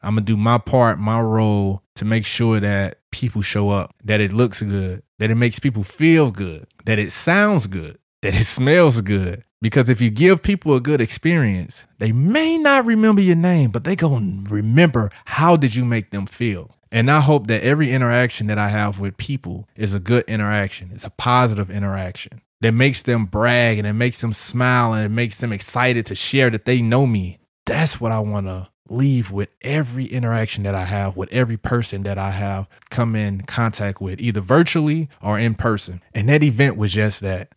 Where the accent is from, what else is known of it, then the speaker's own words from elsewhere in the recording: St. Louis, Missouri, United States; now in St. Cloud, United States; I'm from Saint Louis and I'm proud